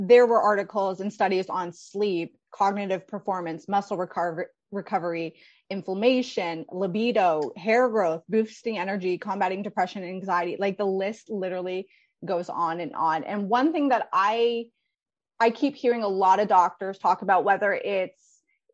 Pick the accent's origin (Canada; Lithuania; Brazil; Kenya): Canada; as a Canadian